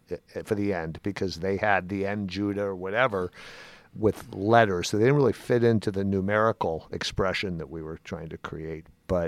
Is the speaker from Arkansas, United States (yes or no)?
no; California, United States; I grew up on 29th in California, so I was right on the One California line.